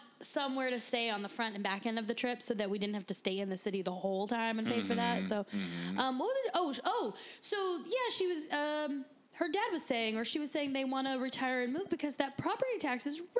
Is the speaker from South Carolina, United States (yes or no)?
no; San Diego, California, United States; moved away as an adult; I'm from San Diego, where it's very expensive.